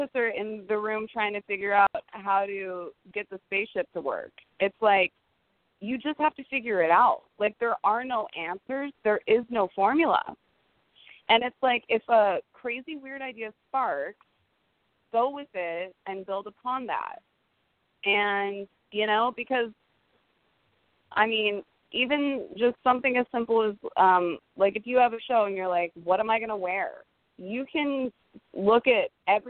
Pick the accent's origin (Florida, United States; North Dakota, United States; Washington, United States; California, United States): California, United States; Silicon Valley, the Bay Area; I actually grew up in Silicon Valley, the Bay Area